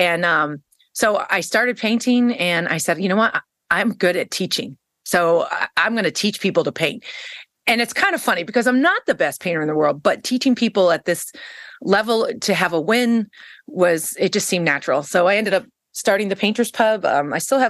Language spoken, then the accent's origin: English; East Coast, United States; moved away as an adult; also born or lived in Kansas City, Missouri / St. Louis, Missouri; I finally ended up back on the East Coast where I'm originally from